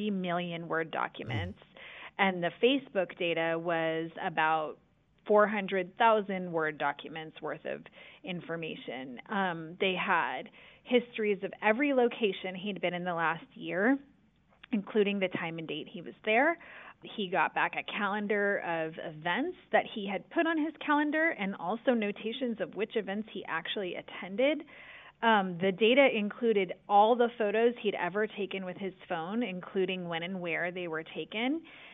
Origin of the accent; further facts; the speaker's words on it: San Francisco, California, United States; I am a native Californian. I grew up in San Francisco.